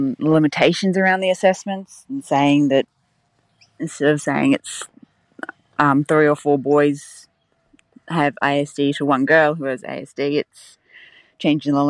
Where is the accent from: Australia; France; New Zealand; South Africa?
Australia; Brisbane, Queensland; I'm from Brisbane.